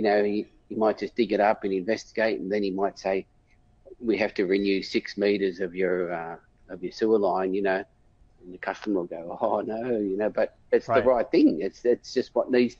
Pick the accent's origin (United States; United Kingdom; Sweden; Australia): Australia; being an Australian plumber